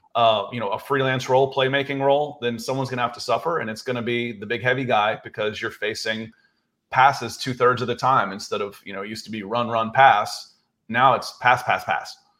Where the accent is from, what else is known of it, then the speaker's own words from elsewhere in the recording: the South, United States; moved away as an adult; also born or lived in California; I'm from the South